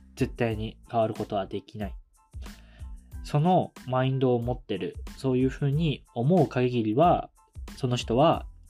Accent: Kumamoto, Japan; moved away as an adult; also born or lived in Tokyo; 僕自身熊本県の地方出身

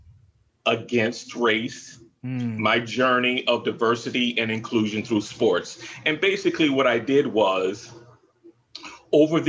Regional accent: the South, United States; moved away; I grew up in the South

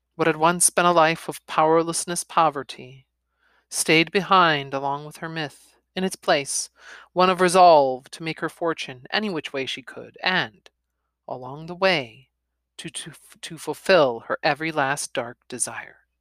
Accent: United States; I'm American

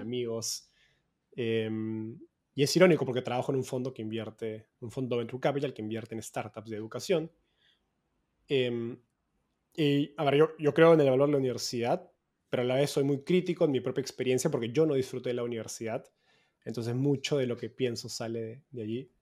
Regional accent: Peru; moved away as an adult; also born or lived in Mexico; now in San Francisco, United States; soy peruano, vivo en San Francisco hace poco más de un año, después de haber estado yendo cada vez más al norte desde Perú a México y ahora a Estados Unidos.

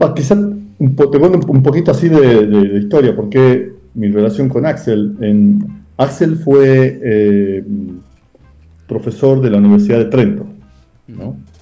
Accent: Salta, Argentina; moved away as an adult; also born or lived in Tucumán; yo soy de Salta

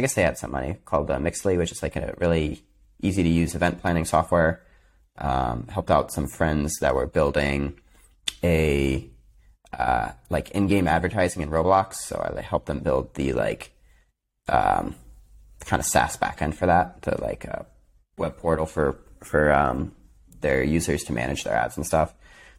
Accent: New York, United States; I'm from upstate New York.

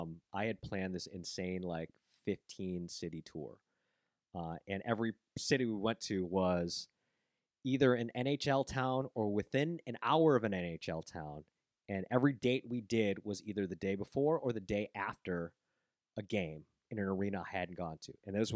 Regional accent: Buffalo, New York, United States; moved away as an adult; also born or lived in Vietnam; now in Los Angeles, United States; And then we wound up in Buffalo, New York. So I grew up in Buffalo, New York.

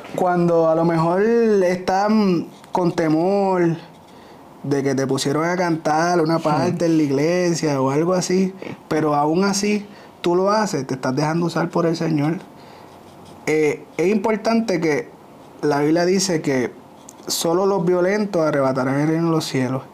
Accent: Ponce, Puerto Rico; somos de Ponce

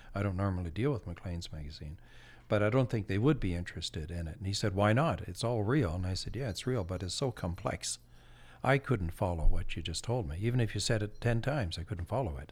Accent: Campbellton, New Brunswick, Canada; I'm from New Brunswick, a small town in uh, New Brunswick, northern New Brunswick, Campbellton. And as a, I grew up on the edge of town

